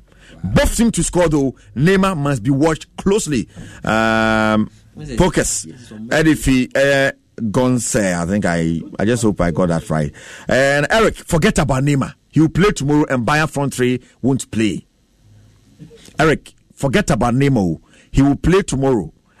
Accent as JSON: {"language": "English", "town": "Abokobi", "region": "Greater Accra", "country": "Ghana", "said": "from Abokobi."}